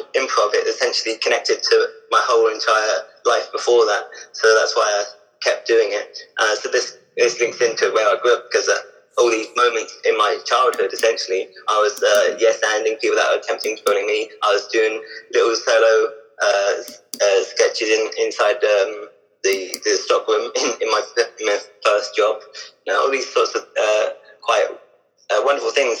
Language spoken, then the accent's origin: English; Hampshire, South East England, United Kingdom; also born or lived in Basingstoke / Eastleigh / Southampton; I grew up in Hampshire, which is South